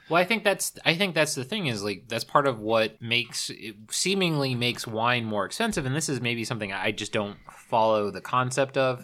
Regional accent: the South, United States; moved away; also born or lived in California; I grew up in the South

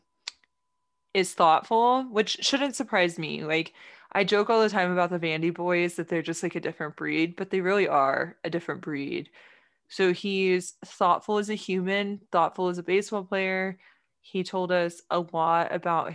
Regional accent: Texas, United States; especially as a Texan

